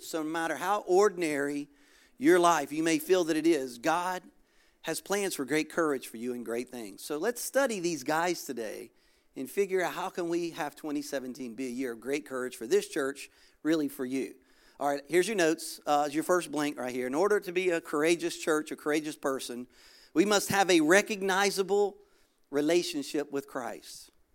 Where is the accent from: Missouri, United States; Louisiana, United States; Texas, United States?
Louisiana, United States; moved away as an adult; now in Florida, United States; Originally, I'm from Louisiana